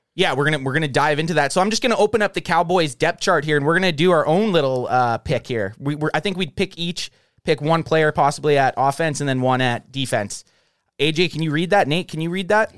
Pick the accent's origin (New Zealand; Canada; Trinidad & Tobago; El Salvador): Canada; I'm from Canada